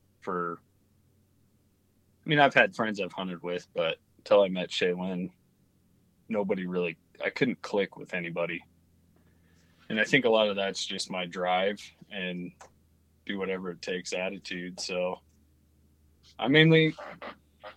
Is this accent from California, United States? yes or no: no; Jackson, Wyoming, United States; now in Idaho, United States; I grew up in Jackson, Wyoming